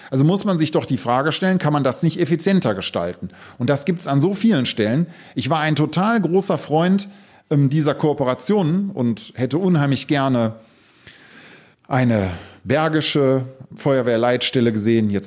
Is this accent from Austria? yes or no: no; Solingen, North Rhine-Westphalia, Germany; hey, ich komme aus Solingen, ich komme aus der Klingenstadt, dann ist das etwas.